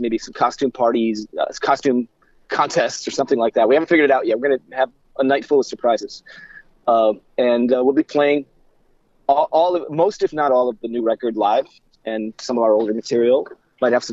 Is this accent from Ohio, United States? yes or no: yes; Cleveland, Ohio, United States; moved away as an adult; also born or lived in Russia; now in New York, United States; we ended up settling in Cleveland. That's where I grew up